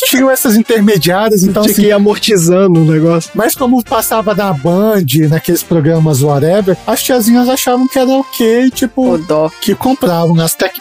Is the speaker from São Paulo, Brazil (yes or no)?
no; Brasília, Federal District, Brazil; como eu sou de Brasília